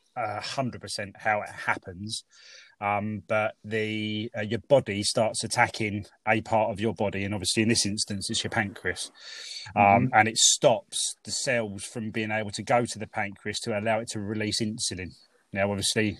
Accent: Tonbridge, South East England, United Kingdom; moved away as an adult; now in Maidstone, United Kingdom; I'm from Tunbridge originally

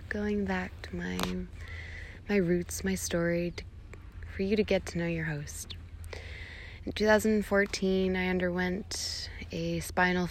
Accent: New Boston, New Hampshire, United States; moved away as an adult; also born or lived in New York City; Eddie and I growing up on the Northeast

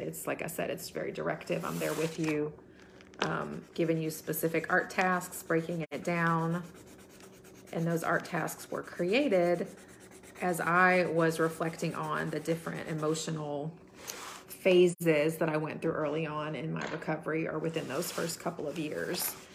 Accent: United States; growing up in America

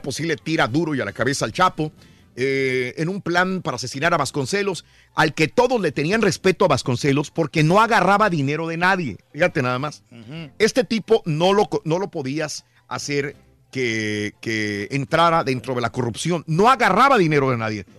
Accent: Francisco I. Madero, Durango, Mexico; moved away; Saludos a mi pueblito Francisco y Madero, allá en Durango. Está de fiesta el día de hoy, feria de mi pueblo

